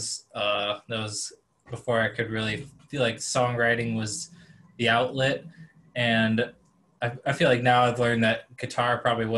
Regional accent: Elkhorn, Wisconsin, United States; moved away as an adult; now in Milwaukee, United States; growing up in Elkhorn

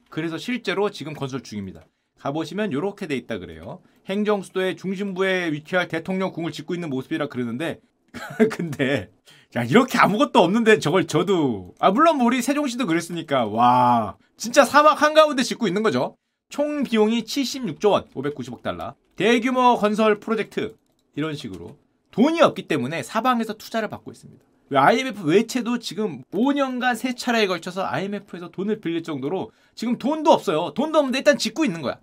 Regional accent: South Korea

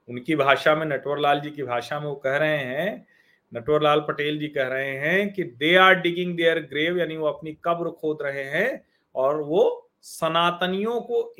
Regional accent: Prayagraj, Uttar Pradesh, India; मैं तो प्रयाग का रहने वाला हूं मैं आपको बताऊं हमारा दारागंज घर है

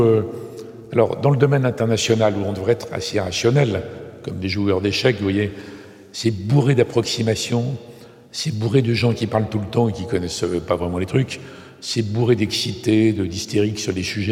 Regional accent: Bellegarde-en-Marche, Nouvelle-Aquitaine, France; je suis né à Bellegarde en marche

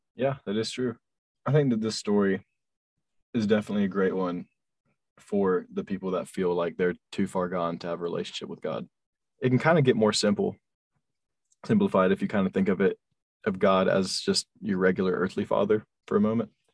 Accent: North Carolina, United States; So we moved from South Carolina to North Carolina

